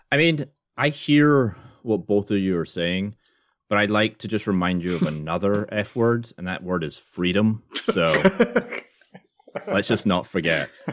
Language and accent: English; Scotland, United Kingdom; now in United States; I'm Scottish.